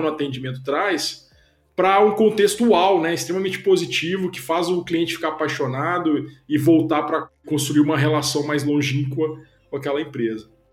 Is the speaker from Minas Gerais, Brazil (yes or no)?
yes; Belo Horizonte, Minas Gerais, Brazil; moved away as an adult; also born or lived in Bucharest; now in Curitiba, Brazil; sou mineiro de Belo Horizonte, já, já moro em Curitiba há bastante tempo, já tem mais de 10 anos